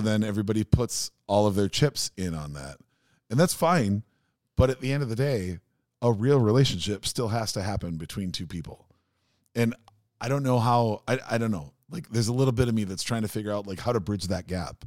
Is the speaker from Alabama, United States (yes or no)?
no; Minneapolis, Minnesota, United States; a really, really painfully shy kid growing up in South Minneapolis